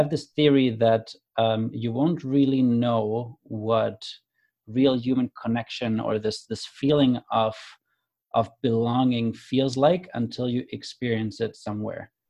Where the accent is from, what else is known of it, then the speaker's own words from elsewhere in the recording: Germany; moved away; also born or lived in Canada; I grew up in Germany. I moved to Canada